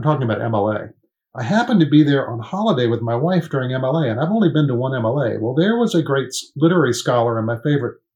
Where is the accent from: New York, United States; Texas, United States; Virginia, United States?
Virginia, United States; Richmond; also born or lived in Indiana; Richmond's my hometown